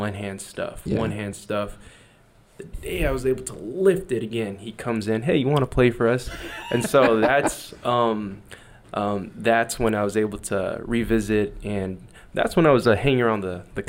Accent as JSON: {"language": "English", "country": "United States", "said": "as an American."}